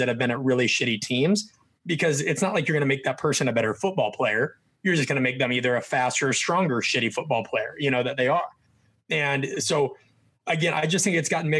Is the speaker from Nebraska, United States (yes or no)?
yes; Nebraska, United States; I'm from Nebraska.